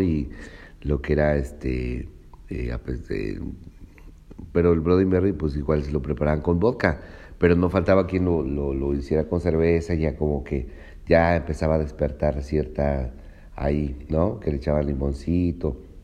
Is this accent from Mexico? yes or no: yes; Cuitláhuac, Veracruz, Mexico; soy originario de Veracruz, este, de un municipio que se llama Cuitláhuac, Veracruz.